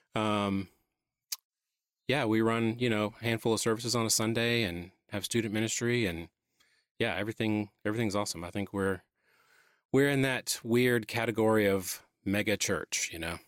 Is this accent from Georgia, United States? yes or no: yes; Atlanta, Georgia, United States; moved away as an adult; now in South Carolina, United States; Born and raised in Atlanta. This is the only other place I've ever lived